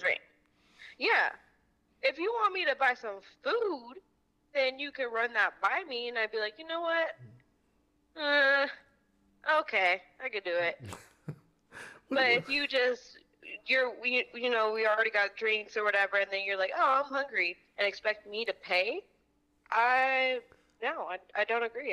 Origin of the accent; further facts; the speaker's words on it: Albuquerque, New Mexico, United States; now in Tucson, United States; I am from Albuquerque, New Mexico, but I live in Tucson, Arizona.